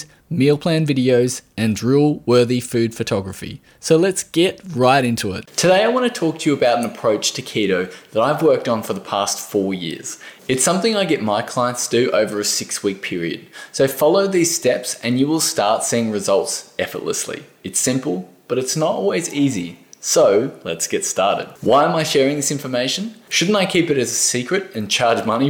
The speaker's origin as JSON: {"language": "English", "country": "Australia"}